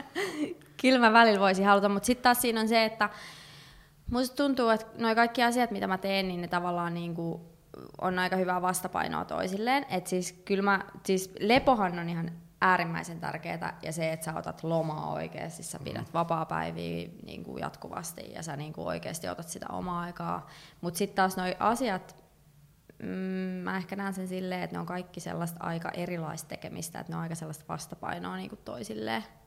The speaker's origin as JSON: {"language": "Finnish", "country": "Finland", "also_born_or_lived": "Chicago, United States / Washington DC, United States", "said": "mä oon suomalainen"}